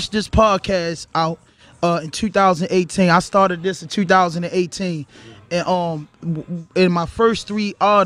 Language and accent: English; Baltimore, Maryland, United States; I'm from Baltimore